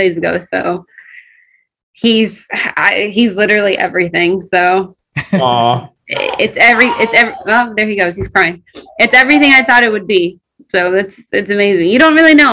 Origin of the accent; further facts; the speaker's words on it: Crawfordsville, Indiana, United States; English is a second language; moved away as an adult; also born or lived in Ethiopia; now in Los Angeles, United States; Indiana. So I grew up in Indiana until I was 19.